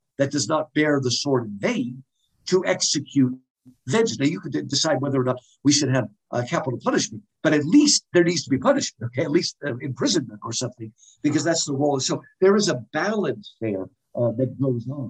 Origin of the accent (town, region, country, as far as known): United States